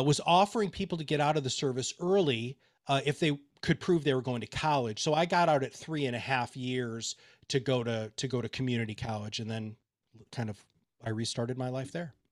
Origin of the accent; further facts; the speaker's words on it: Kalamazoo, Michigan, United States; also born or lived in Dover, Delaware; I grew up in Kalamazoo, Michigan.